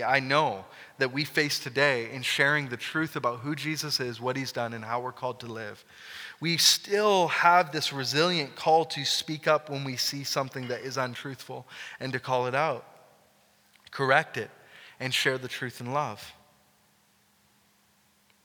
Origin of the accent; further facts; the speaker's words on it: Canada; as Canadian Christians, or Christian Canadians